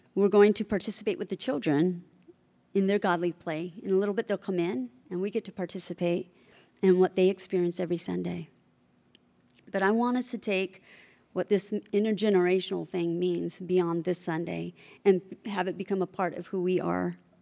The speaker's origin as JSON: {"language": "English", "area": "Bay Area", "region": "California", "country": "United States", "tie": "born or raised there", "also_born_or_lived": "Oklahoma", "said": "I was born and raised in the Bay Area"}